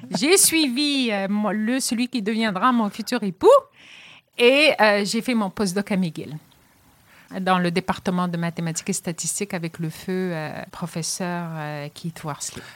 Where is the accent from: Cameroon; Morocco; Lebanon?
Morocco; Casablanca, Casablanca-Settat; moved away as an adult; also born or lived in Rennes, France / Montreal, Canada / Quebec City, Canada; now in Trois-Rivières, Canada; je suis originaire du Maroc, je suis casablancaise d'origine